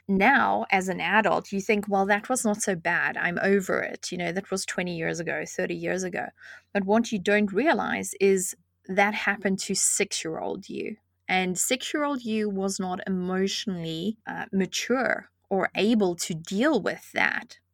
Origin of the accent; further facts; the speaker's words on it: South Africa; moved away; I grew up in South Africa